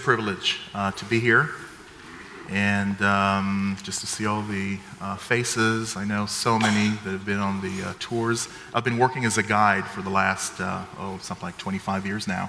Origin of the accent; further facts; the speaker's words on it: Jerusalem, Jerusalem District, Israel; I come from Jerusalem, just a few miles north of the city.